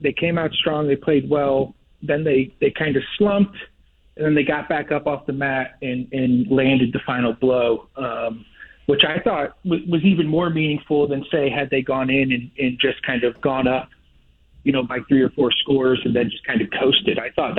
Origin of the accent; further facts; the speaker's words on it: Connecticut, United States; now in Texas, United States; I grew up in Connecticut.